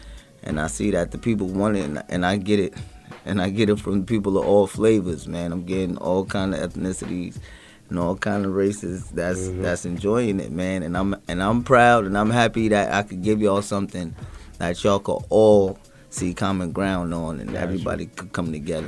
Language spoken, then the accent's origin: English; Bronx, New York, United States; also born or lived in Brooklyn / Westchester; I grew up in the uptown area, in Bronx, and in and out of Westchester areas. You know, Yonkers, shout out to the Rough Riders.